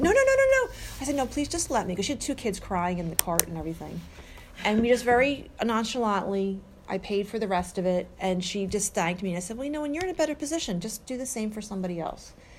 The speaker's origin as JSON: {"language": "English", "town": "Mount Laurel", "region": "New Jersey", "country": "United States", "tie": "born or raised there", "lives_now": "Mount Holly, United States", "said": "I grew up in Mount Laurel, I live in Mount Holly"}